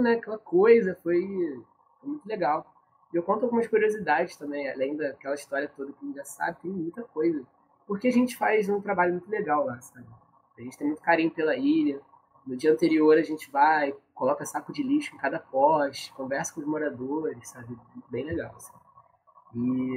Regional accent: Rio de Janeiro, Brazil; eu sou do Meia

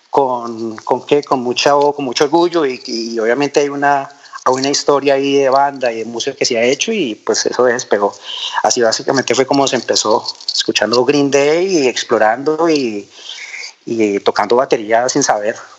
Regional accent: Villavicencio, Meta, Colombia; así crecí en Villavicencio

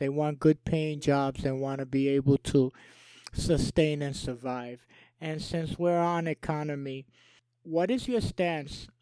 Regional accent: New York, United States; moved away; I'm born and raised in New York, and I've been down here since 2000.

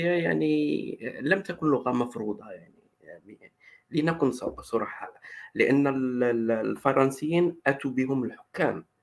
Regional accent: Iraq

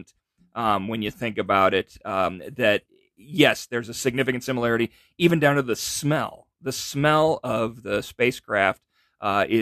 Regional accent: Downey, California, United States; I grew up in Downey, California

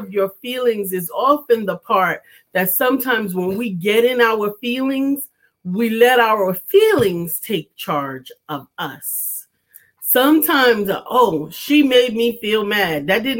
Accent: New York, United States; moved away; I was born and raised in New York.

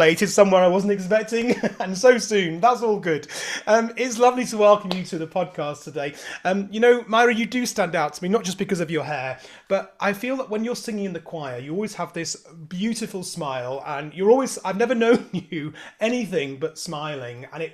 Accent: Devon, South West England, United Kingdom; I was born in Devon

